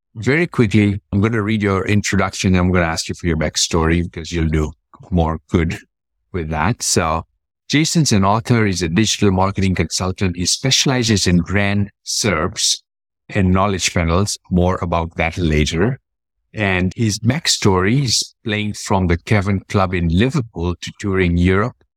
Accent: Kenya; I was born and raised in Kenya

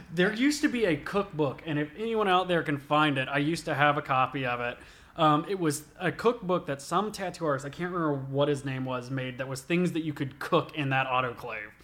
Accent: Albany, Georgia, United States; also born or lived in Sylvester, Georgia; I grew up in Albany, Georgia

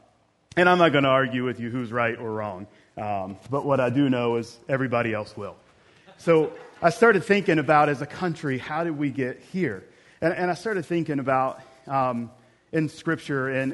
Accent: Clendenin, West Virginia, United States; we're from Clendenin. We'd never seen the outside world.

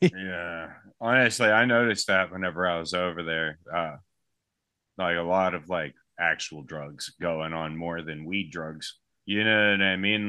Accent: United States; I'm from the United States.

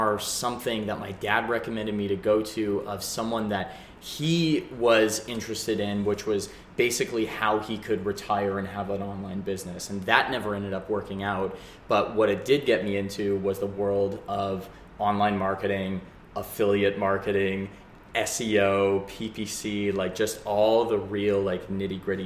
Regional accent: Calgary, Alberta, Canada; moved away as an adult; now in Vancouver, Canada; I grew up in Calgary and I moved out. I actually moved here to Vancouver.

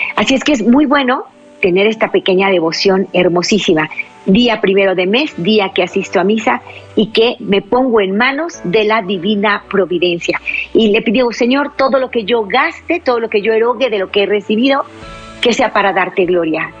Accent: La Paz, Baja California Sur, Mexico; now in Jalisco, Mexico; La Paz, Baja California, el pequeño pueblito donde yo nací

